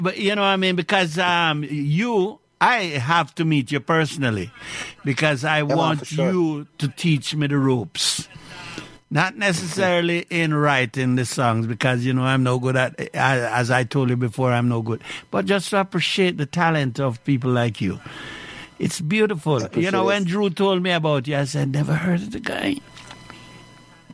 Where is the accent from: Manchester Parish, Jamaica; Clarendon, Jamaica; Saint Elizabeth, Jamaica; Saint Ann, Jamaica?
Clarendon, Jamaica; now in Montreal, Canada; I come from Clarendon